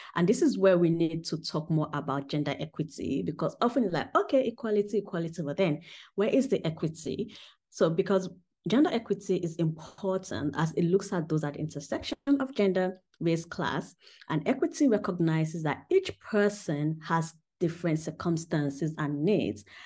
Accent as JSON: {"language": "English", "region": "Southwest Nigeria", "country": "Nigeria", "tie": "born or raised there", "also_born_or_lived": "United Kingdom", "moved": "as an adult", "lives_now": "Germany", "said": "when I was growing up in Nigeria"}